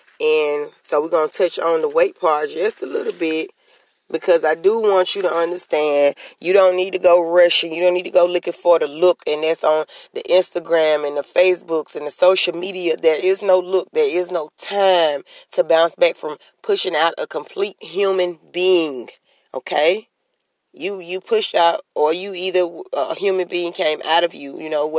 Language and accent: English; New Orleans, Louisiana, United States; I mean, me personally, I'm from Central City Projects.